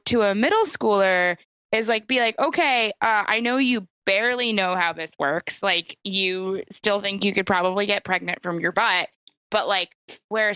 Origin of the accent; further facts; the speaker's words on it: New York, United States; I grew up in New York State